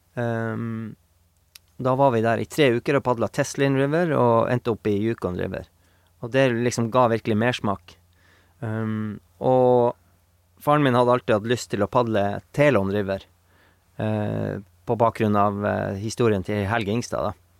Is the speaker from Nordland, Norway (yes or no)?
no; Bjørnevatn, Finnmark, Norway; now in Meråker, Norway; Jeg er jo fra Sandnes, Bjørnevatn, som ja. er ei mil utafor Kirkenes.